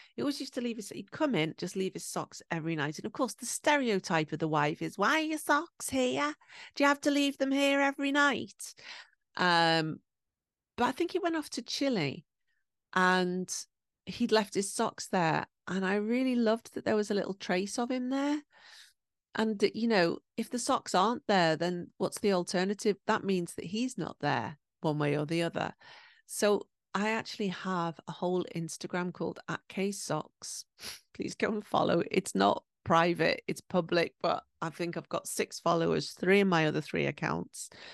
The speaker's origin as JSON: {"language": "English", "region": "England", "country": "United Kingdom", "moved": "yes", "lives_now": "Japan", "said": "I'm from England"}